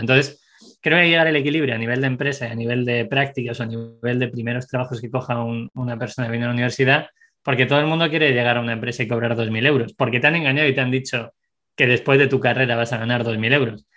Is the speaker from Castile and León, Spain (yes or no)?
yes; Segovia, Castile and León, Spain; moved away; also born or lived in Madrid; nací en Segovia, eh, luego me fui a Madrid, he vivido en varias partes del mundo